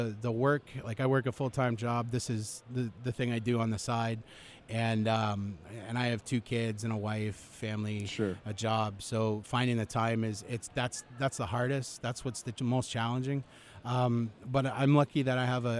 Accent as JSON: {"language": "English", "country": "Canada", "said": "I'm Canadian"}